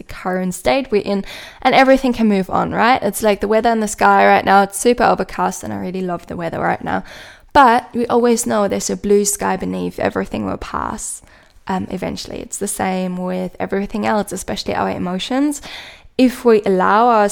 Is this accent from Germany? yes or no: yes; Germany; accent: German; English is a second language; my own German accent